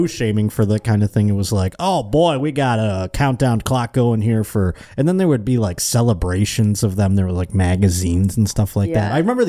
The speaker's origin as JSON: {"language": "English", "town": "Buffalo", "region": "New York", "country": "United States", "tie": "born or raised there", "said": "I was moving from Buffalo to Cleveland, and I was scared."}